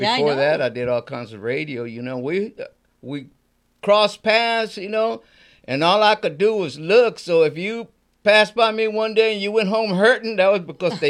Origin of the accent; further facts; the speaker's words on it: Houston, Texas, United States; I'm not born in Mexico. I'm born in Houston, Texas.